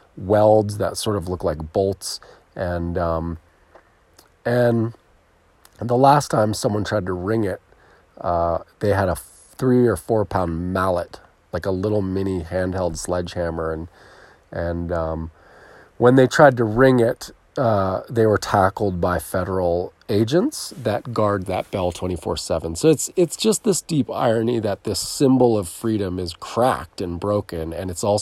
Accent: near Philadelphia, Pennsylvania, United States; I was born near Philadelphia

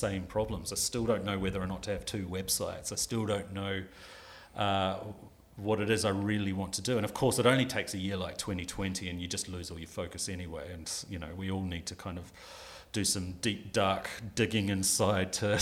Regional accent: New Zealand; moved away as an adult; now in United Kingdom; I'm from New Zealand. I went to film school in New Zealand.

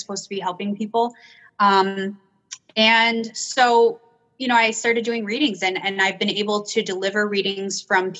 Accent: Niagara Falls, New York, United States; I grew up in Niagara Falls, New York

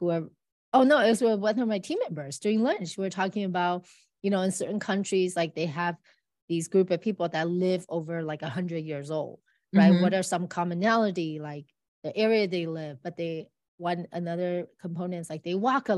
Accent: United States; I'm from America

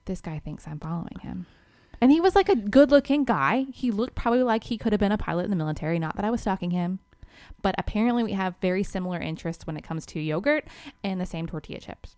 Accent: Georgia, United States; we're from Georgia

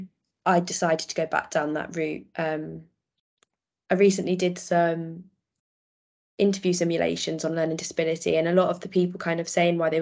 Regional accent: Worcestershire, West Midlands, United Kingdom; also born or lived in Sheffield; I came home because I'm from Worcestershire

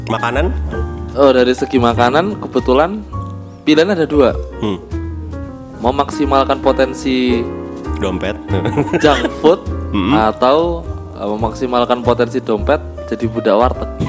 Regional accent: Yogyakarta, Special Region of Yogyakarta, Indonesia; moved away as an adult; now in Jakarta, Indonesia; Iya. Baru ini pindah. Di kan? dari, dari lahir, lahir makanya.

